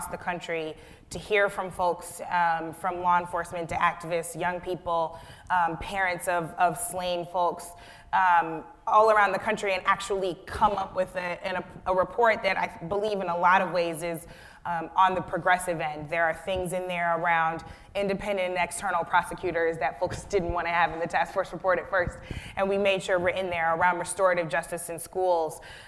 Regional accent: Florissant, Missouri, United States; I grew up in Florissant, Missouri, which is very close to Ferguson.

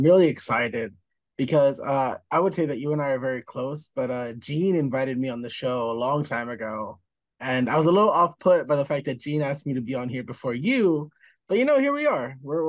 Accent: United States; as an American, I demand to quantify things.

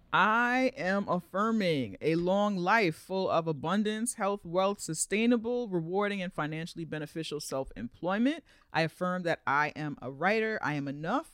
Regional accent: New York, United States; I'm a New Yorker

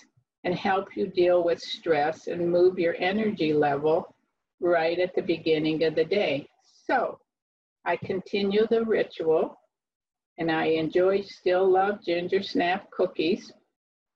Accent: below Erie, Northwest Pennsylvania, United States; moved away as an adult; also born or lived in North Carolina; now in Avon Lake, United States; We are not from North Carolina. We are from Northwest Pennsylvania below Erie. in the Lake Erie area.

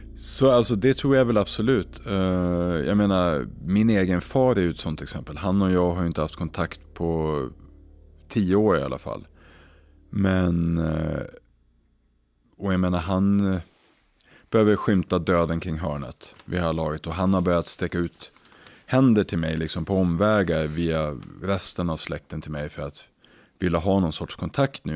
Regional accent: Umeå, Västerbotten County, Sweden; moved away; när jag växte upp i Umeå

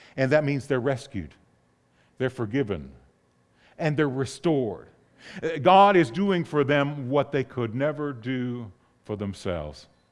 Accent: north of Pittsburgh, Pennsylvania, United States; moved away; I grew up in the Northeast, and the area north of Pittsburgh

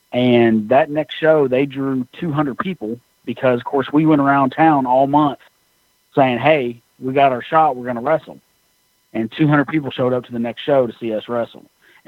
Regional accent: Tennessee, United States; also born or lived in Southern Illinois; Well, I was actually born in Southern Illinois, right? So in Southern Illinois, we got NWA, Crockett, obviously, and we got WWF, and then we got World Class. So we moved to Tennessee when I was about 6 or 7

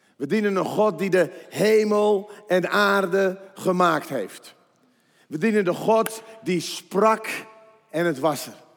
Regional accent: 's-Hertogenbosch, North Brabant, Netherlands; Ik kom uit Den Bosch en ik heb drie kinderen

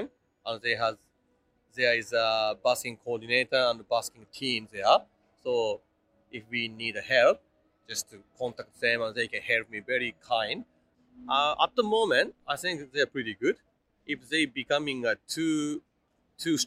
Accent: Kuwana, Mie, Japan; English is a second language; moved away as an adult; also born or lived in Auckland, New Zealand; now in Melbourne, Australia; I'm originally come from Japan

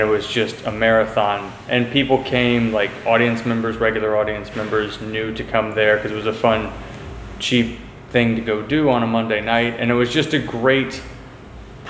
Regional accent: Houston, Texas, United States; I'm from Houston, Texas

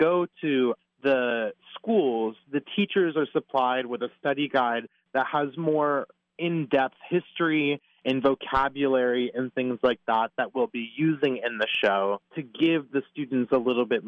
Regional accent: Pennsylvania, United States; born or raised there; moved away

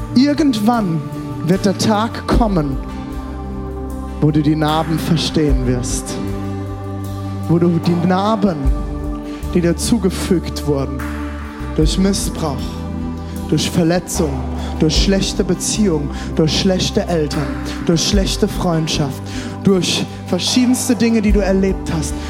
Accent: Germany; Ich komme aus Deutschland

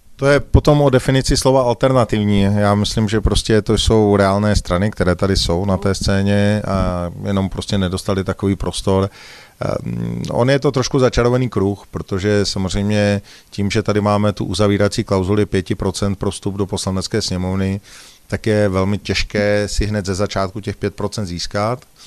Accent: Prague, Czechia; jsem z České republiky, že jsem z Prahy

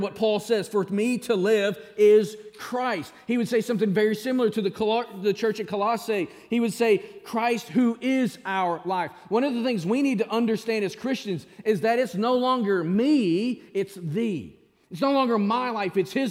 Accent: Springdale, Arkansas, United States; moved away; There's nothing better than Springdale. That's my hometown back in Arkansas.

